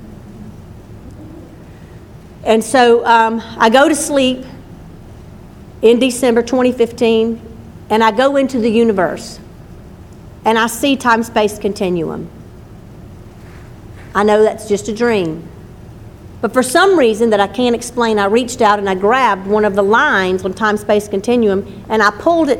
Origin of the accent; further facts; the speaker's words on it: Livingston, Louisiana, United States; And in the town I grew up in, and I moved there when I was two